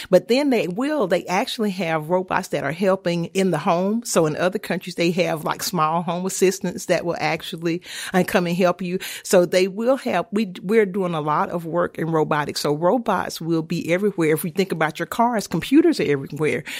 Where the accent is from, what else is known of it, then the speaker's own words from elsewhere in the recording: Homer, Louisiana, United States; moved away; also born or lived in Auburn; I'm from Homer, Louisiana, a small town